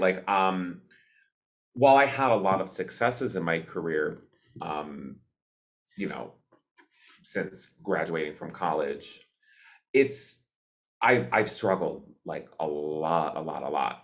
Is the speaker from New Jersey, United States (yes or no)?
no; Cleveland, Ohio, United States; I grew up in Cleve, uh, outside of Cleveland, Ohio